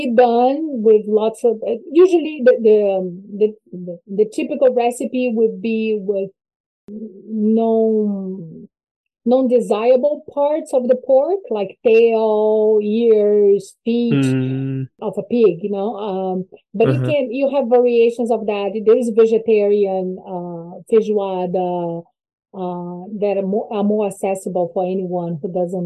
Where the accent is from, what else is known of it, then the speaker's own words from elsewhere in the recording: Brazil; I'm from Brazil